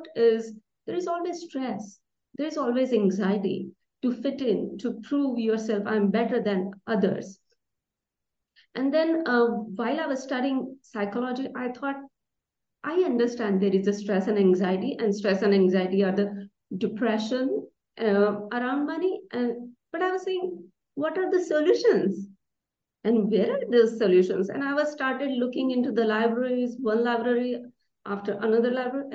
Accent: India; I was born and raised in India

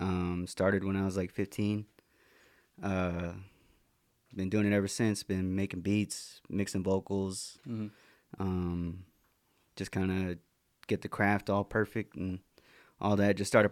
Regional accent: Nooksack, Washington, United States; also born or lived in Lummi; from Nooksack and part Lummi

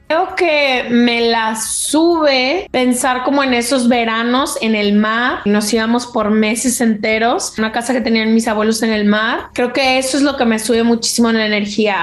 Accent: Guadalajara, Jalisco, Mexico; Crecí, nací en Guadalajara, Jalisco, que es la segunda ciudad más grande de México

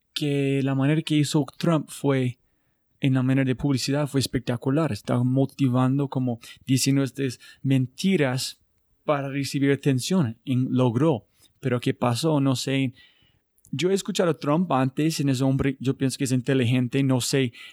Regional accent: United States; Spanish is a second language; yo soy de los Estados Unidos

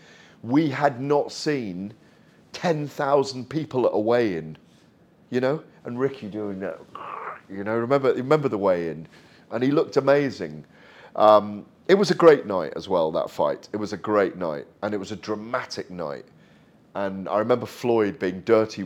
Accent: Welsh, Wales, United Kingdom

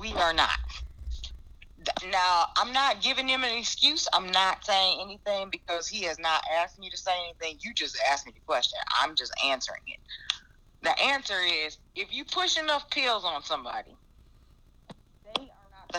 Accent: Chicago, Illinois, United States; also born or lived in Indiana; now in Georgia, United States; I was born and raised in Chicago

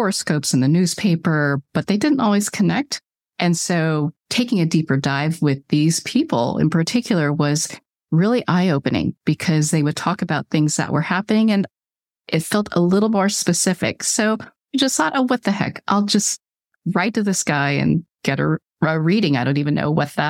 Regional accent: California, United States; I was born in California

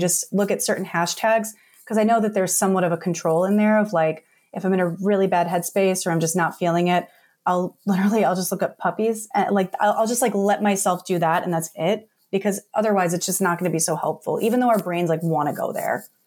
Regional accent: New York City, New York, United States; moved away; also born or lived in New Jersey; I was born in New York City, uh, raised in Staten Island, New York, moved to Jersey

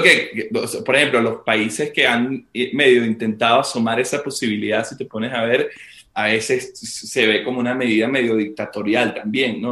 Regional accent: Venezuela; desde nuestra posición como, como venezolanos

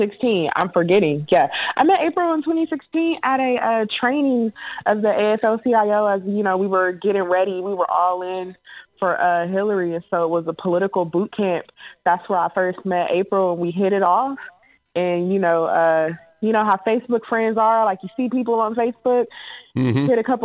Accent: Ohio, United States; now in Washington, United States; I am a forever Buckeye. So, you know, just want to throw that out there. But yeah, born and raised in Ohio. I come from a union family.

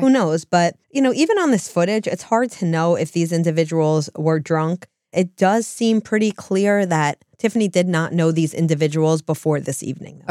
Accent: New Jersey, United States; we're from New Jersey

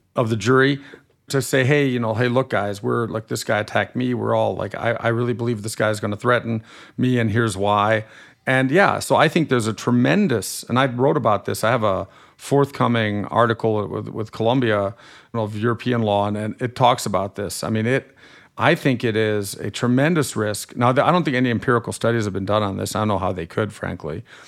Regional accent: Germany; accent: slightly nasal; moved away as an adult; now in United States; I grew up in Germany till I was eighteen and I'm a German-American dual national

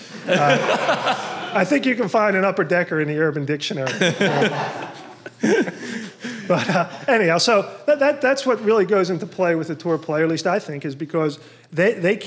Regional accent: Philadelphia, Pennsylvania, United States; I grew up in Philadelphia

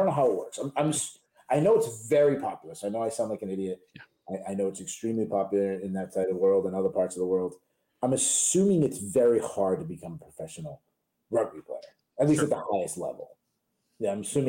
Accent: United States; obviously I'm American.

